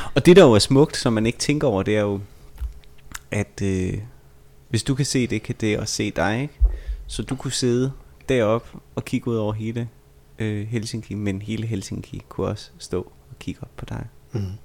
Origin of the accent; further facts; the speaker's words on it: Vejle, Southern Denmark, Denmark; jeg er fra Vejle